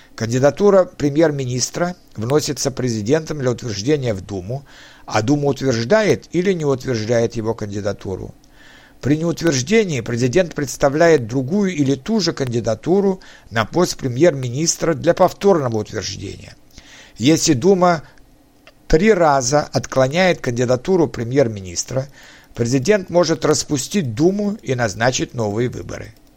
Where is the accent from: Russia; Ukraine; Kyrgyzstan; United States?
Russia